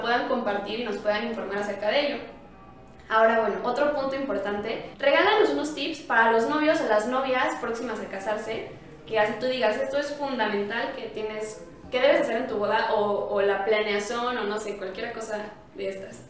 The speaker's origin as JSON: {"language": "Spanish", "region": "Querétaro", "country": "Mexico", "said": "soy queretana de corazón"}